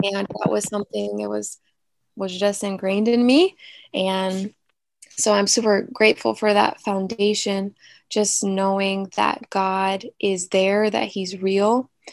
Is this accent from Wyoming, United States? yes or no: no; Newport News, Virginia, United States; moved away as an adult; I am from Newport News, Virginia that is near the coast. So we have some beaches nearby. I was born and raised there, and I didn't leave until I was like a junior in college.